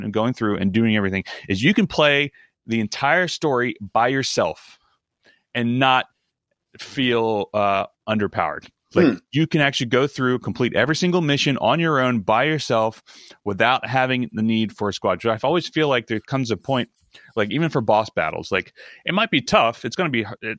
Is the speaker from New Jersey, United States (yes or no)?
no; Baltimore, Maryland, United States; moved away; also born or lived in New York area; I'm from Baltimore, spent a lot of time in DC